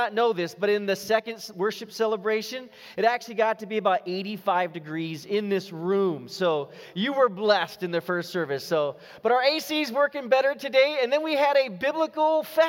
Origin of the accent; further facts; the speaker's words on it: Los Gatos, California, United States; the high school I grew up in Los Gatos in Northern California